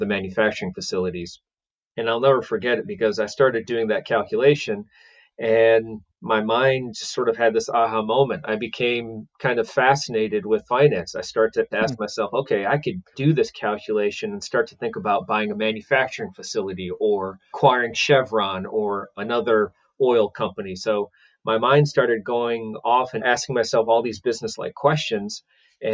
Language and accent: English; Cleveland, Ohio, United States; I'm originally from Cleveland, Ohio. Got two older brothers, my dad and mom. We all settled in Cleveland, Ohio, and that's where I was born and raised